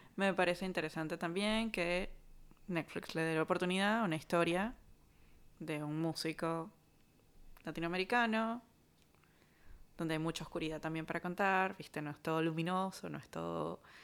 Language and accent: Spanish; Caracas, Capital District, Venezuela; todos los que somos de Caracas